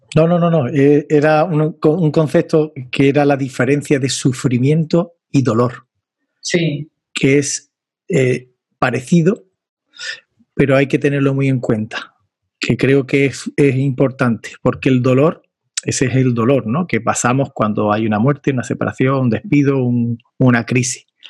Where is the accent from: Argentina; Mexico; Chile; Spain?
Spain; Andalusia; accent: Andalusian; En mi inglés, como andaluz, tengo que perfilarlo todavía ese inglés andaluz que tengo